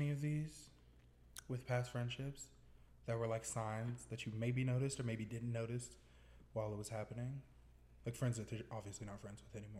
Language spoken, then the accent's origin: English; Colorado, United States; moved away as an adult; also born or lived in Des Moines, Iowa; I'm from Colorado and I love Colorado. I was born here. I go to school in Des Moines, Iowa. I go to Drake University.